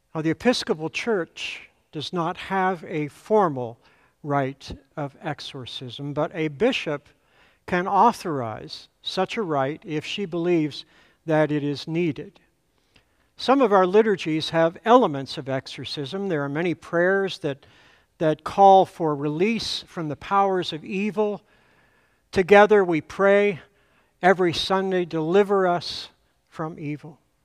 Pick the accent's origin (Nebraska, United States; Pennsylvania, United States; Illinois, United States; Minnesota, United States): Pennsylvania, United States; Altoona; moved away; my first pastor in the church where I grew up back in Altoona, Pennsylvania